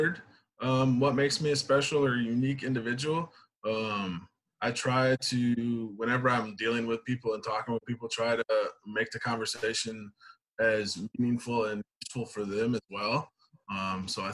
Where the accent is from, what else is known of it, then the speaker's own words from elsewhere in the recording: Grand Rapids, Michigan, United States; So I am originally from Grand Rapids. I've been born and raised here my entire life